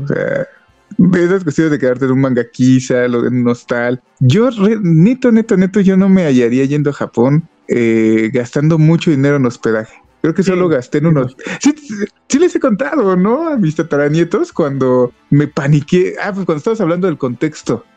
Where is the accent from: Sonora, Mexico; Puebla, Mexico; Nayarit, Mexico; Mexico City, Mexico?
Mexico City, Mexico; moved away; also born or lived in Toluca Valley; yo soy de la Ciudad de México y donde vivía era una zona